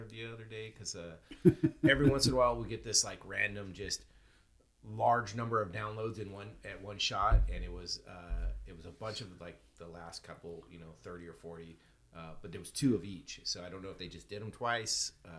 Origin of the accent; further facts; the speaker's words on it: Ireland; No, we call them Irish mules because we're Irish and we use Irish whiskey.